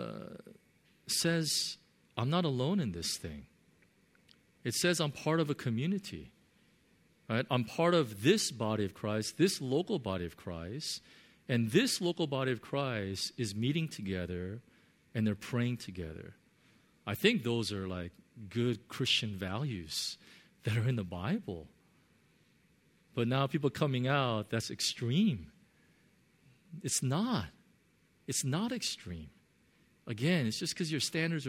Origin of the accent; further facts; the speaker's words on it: United States; I grew up in America